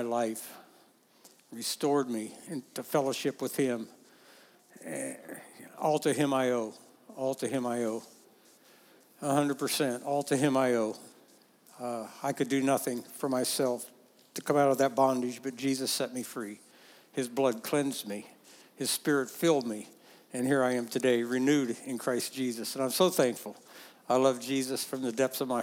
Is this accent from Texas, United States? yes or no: no; West Liberty, Ohio, United States; moved away as an adult; also born or lived in Oklahoma / Kansas; near Rosedale, Ohio, West Liberty, Ohio, was the town I grew up in.